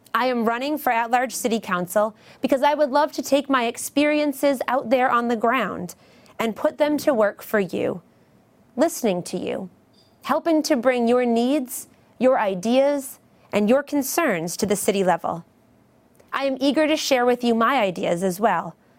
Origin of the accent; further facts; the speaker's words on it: Beverly, Massachusetts, United States; I grew up in Beverly, attending McKay Elementary School, then Memorial Middle School, and graduating from Beverly High School